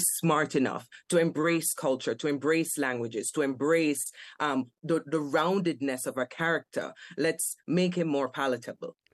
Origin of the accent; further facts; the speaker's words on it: Kingston, Jamaica; moved away as an adult; as a child growing up in Jamaica, I only came here at age 21. Mm. I grew up in Kingston 11, the fringes, the inner cities.